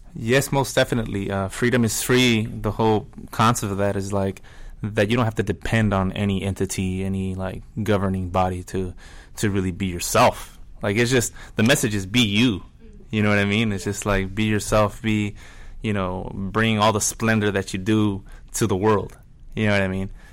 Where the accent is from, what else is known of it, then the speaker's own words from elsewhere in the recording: La Mirada, California, United States; I'm from La Mirada, which is like a suburb of LA.